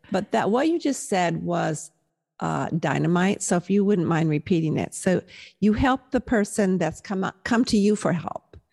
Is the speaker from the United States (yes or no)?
yes; Southern California, United States; also born or lived in Milwaukee, Wisconsin; I was born in Milwaukee, but of course raised in Southern California